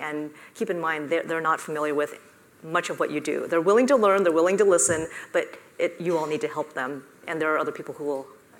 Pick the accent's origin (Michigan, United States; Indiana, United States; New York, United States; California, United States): California, United States; I grew up in the Silicon Valley. My dad was an engineer. I built a handheld radio with my dad in our living room.